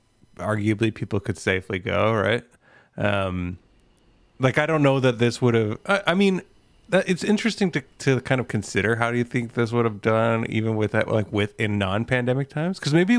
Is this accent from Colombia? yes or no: no; Canada; Yes, another Canadian legal way to obtain it.